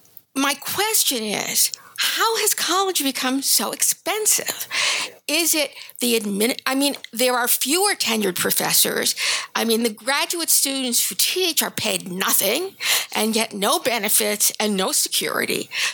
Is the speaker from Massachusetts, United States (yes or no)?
yes; Massachusetts, United States; I grew up in Massachusetts where the UMass was just starting.